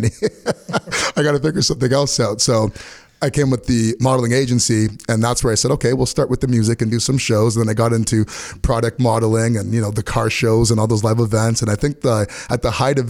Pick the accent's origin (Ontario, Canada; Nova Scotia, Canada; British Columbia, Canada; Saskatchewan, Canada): Ontario, Canada; Oakville; I grew up in Oakville